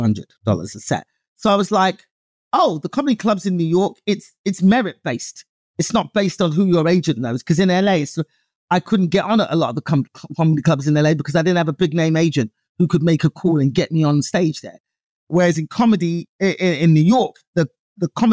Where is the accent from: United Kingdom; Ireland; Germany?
United Kingdom; England; moved away as an adult; now in United States; I'm a comedian from England.